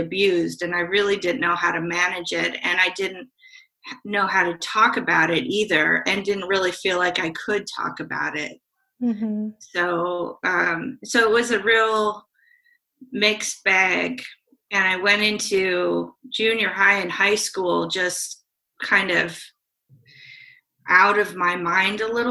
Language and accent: English; Salem, Oregon, United States; also born or lived in Portland, Oregon; I was born in Salem and grew up between Salem and an outskirt of Portland